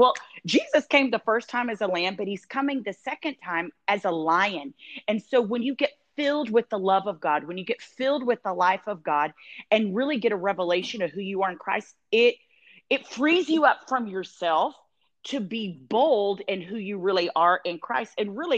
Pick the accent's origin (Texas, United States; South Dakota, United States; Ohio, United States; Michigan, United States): Texas, United States; Dallas; also born or lived in Tulsa, Oklahoma; now in Tampa, United States; I hung out and stayed there in Tulsa and worked at the Prayer and Healing Center. I was there for like 7 years. And then I'm from Dallas originally, so I moved back there.